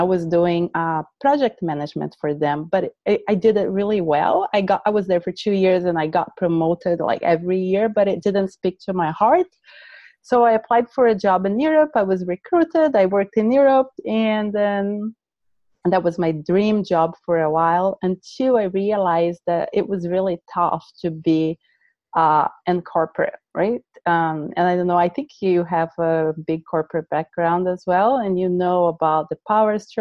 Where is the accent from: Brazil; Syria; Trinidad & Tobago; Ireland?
Brazil; English is a second language; moved away; I was born in Brazil